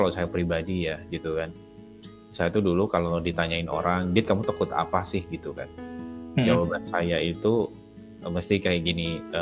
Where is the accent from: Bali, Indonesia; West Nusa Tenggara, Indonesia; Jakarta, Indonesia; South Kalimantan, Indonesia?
Bali, Indonesia; Denpasar; Denpasar. Sekolah swasta yang paling bagus di situ, paling mahal.